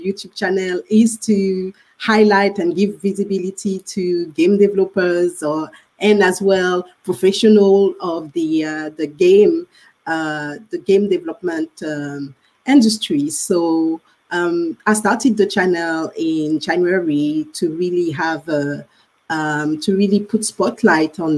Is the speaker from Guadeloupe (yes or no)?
yes; Guadeloupe; moved away; I'm actually from the Caribbean, French Caribbean